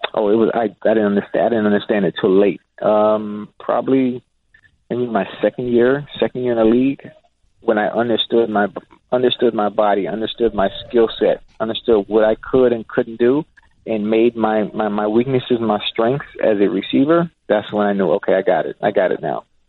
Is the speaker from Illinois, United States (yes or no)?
no; Miami, Florida, United States; as a young kid growing up in Liberty City